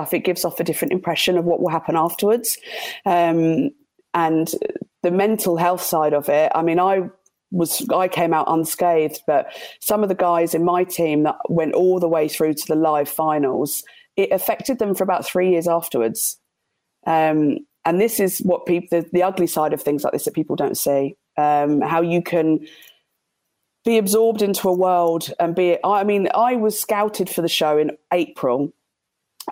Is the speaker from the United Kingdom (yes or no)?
yes; Guildford, South East England, United Kingdom; from Guildford.